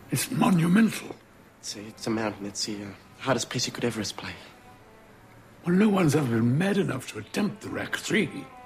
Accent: Dallas, Texas, United States; now in Brooklyn, United States; I'm calling from Brooklyn. I'm originally from Dallas, in case anyone thinks they know me.

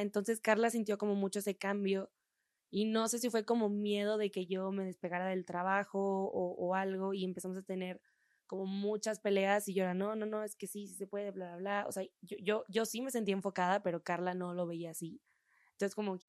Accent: Monterrey, Nuevo León, Mexico; moved away as an adult; now in Mexico City, Mexico; somos de, de Monterrey

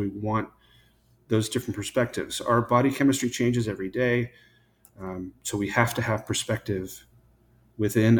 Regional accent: Paso Robles, California, United States; moved away as an adult; also born or lived in Oregon; now in Texas, United States; I'm from Paso Robles in California

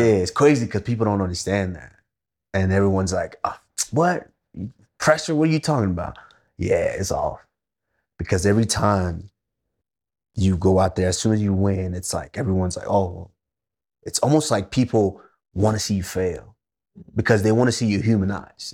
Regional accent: Texas, United States; also born or lived in Nigeria; I'm a little boy from Nigeria, and then growing up in Texas

